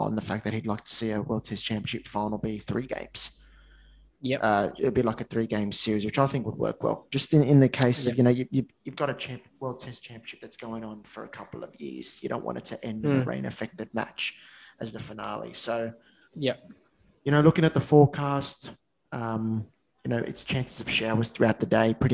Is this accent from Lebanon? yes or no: no; Australia; As an Aussie here